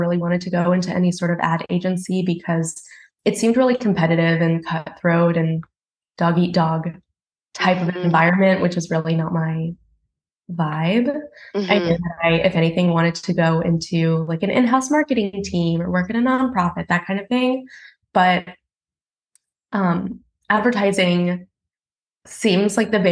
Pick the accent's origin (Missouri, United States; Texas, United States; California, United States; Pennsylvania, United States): Texas, United States; Houston; now in Brooklyn, United States; I grew up in Houston